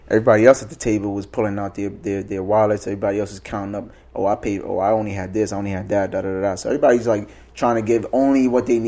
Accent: New York, United States; I'm growing up in America, right? So I'm in New York.

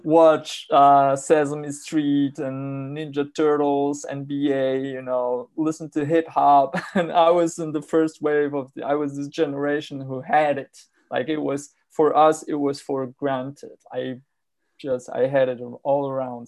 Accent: Warsaw, Masovian Voivodeship, Poland; also born or lived in Poznań; I grew up in, uh, in Warsaw. I grew, I was born in Poznań, which is a city closer to Germany.

